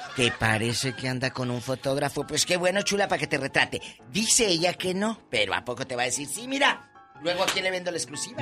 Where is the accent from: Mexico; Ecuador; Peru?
Mexico; Matamoros, Tamaulipas; moved away; yo nunca vi montañas en mi tierra